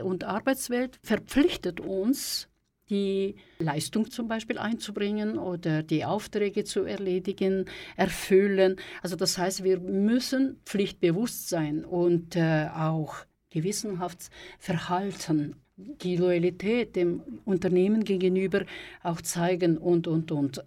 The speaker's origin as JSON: {"language": "German", "country": "Kazakhstan", "tie": "born or raised there", "moved": "yes", "lives_now": "Switzerland", "said": "ich komme aus der Sowjetunion, aus Kasachstan"}